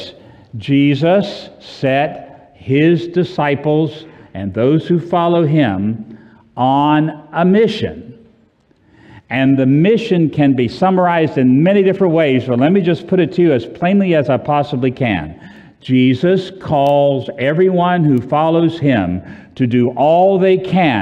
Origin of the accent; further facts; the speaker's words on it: Orlando, Florida, United States; I'm from Orlando, and where it's always, 72